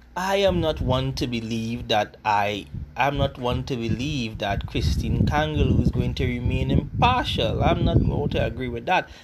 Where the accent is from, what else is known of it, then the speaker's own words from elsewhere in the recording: Trinidad & Tobago; I am Afro Trinidadian